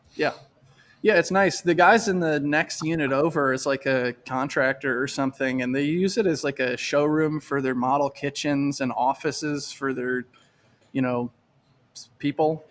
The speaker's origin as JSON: {"language": "English", "region": "Michigan", "country": "United States", "also_born_or_lived": "Syracuse, New York", "moved": "as an adult", "said": "I'm from Michigan, and I went to college in Michigan, and then I moved to Syracuse, New York, when I was twenty-three"}